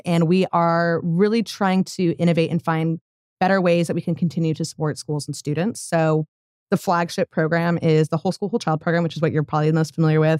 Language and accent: English; Colorado, United States; moved away as an adult; now in Tulsa, United States; I grew up in Colorado, moved here about five years ago